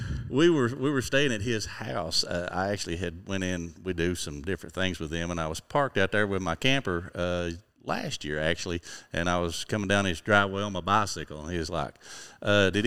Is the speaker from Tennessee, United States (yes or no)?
yes; Cocke County, Tennessee, United States; I grew up in Cocke County.